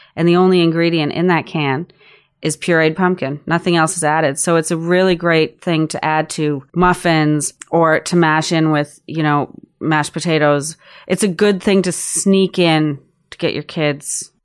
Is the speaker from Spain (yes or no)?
no; Prince Edward Island, Canada; moved away as an adult; also born or lived in Alert Bay, British Columbia / Vancouver / Austin; now in Toronto, Canada; I grew up in Prince Edward Island, and then moved to Vancouver after high school